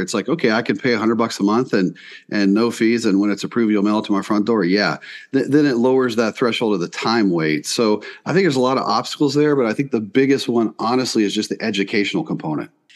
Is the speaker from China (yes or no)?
no; East Coast, Southeast, United States; moved away as an adult; now in South Dakota, United States; I grew up on the East Coast, uh, Southeast